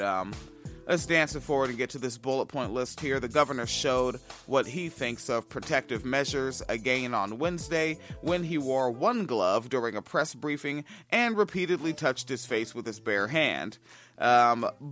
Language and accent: English; Washington, United States; moved away; I grew up in Washington State, right, where, school ended mid to late June